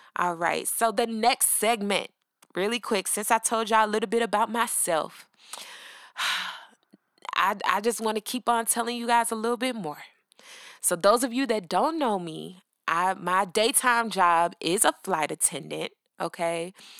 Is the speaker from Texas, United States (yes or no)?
no; Atlanta, Georgia, United States; I'm from Atlanta, born and raised